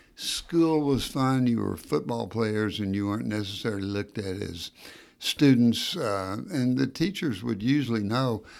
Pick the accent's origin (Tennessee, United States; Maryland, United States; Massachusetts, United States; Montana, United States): Tennessee, United States; Knoxville; also born or lived in Battle Creek, Michigan; I came down to Knoxville a, at age two and ev, essentially growing up in Knoxville